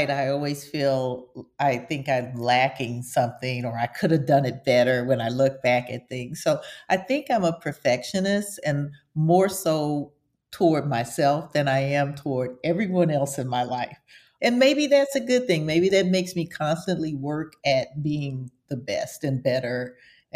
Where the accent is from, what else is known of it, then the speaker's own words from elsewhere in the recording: Houston, Texas, United States; I grew up in the South, in Texas, in Houston, Texas